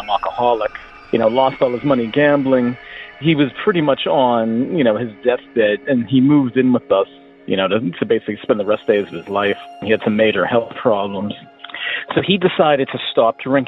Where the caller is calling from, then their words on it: Hartford, Connecticut, United States; I'm calling from Hartford, Connecticut